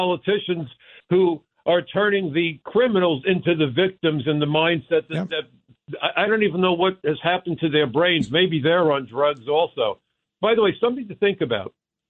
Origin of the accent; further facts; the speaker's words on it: New York City, New York, United States; That's how I was raised in Brooklyn.